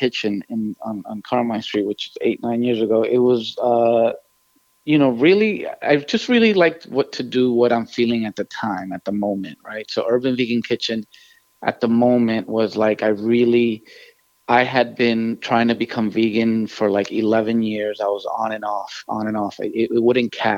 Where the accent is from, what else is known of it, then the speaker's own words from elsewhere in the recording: New York City, New York, United States; as a Latino growing up in New York City